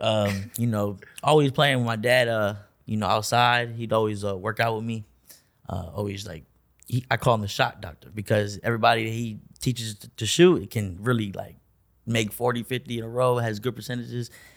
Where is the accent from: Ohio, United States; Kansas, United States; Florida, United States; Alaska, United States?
Florida, United States; Orlando; also born or lived in Augusta, Georgia; we moved to Orlando when I was, like, two or three